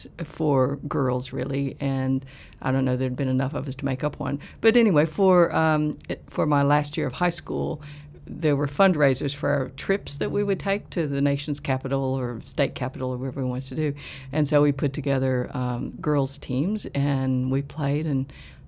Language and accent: English; Virginia, United States; moved away as an adult; now in Melbourne, Australia; I grew up in the United States, and I was born in West Virginia in the coal fields there, and then moved across the border, but still the same mountain, into Virginia. So I spent my life in small towns and way up in the Appalachian Mountains